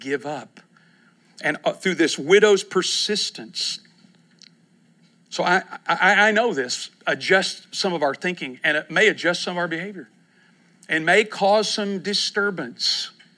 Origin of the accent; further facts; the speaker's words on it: East Texas, United States; also born or lived in Kentucky; now in Oklahoma City, United States; I grew up in East Texas